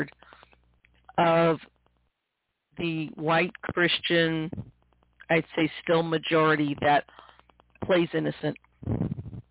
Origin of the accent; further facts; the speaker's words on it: St. Louis, Missouri, United States; I grew up in the Midwest, in St. Louis, Missouri